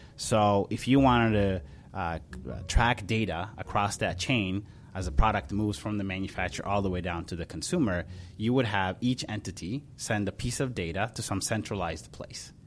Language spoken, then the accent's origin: English; Ethiopia; also born or lived in Charlotte, North Carolina; now in Minneapolis, United States; I was born in Ethiopia, and my dad uh, farmed about 400 acres of corn, wheat, and cotton